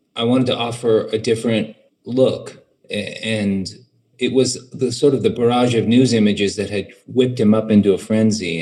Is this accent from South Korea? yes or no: no; United States; growing up in America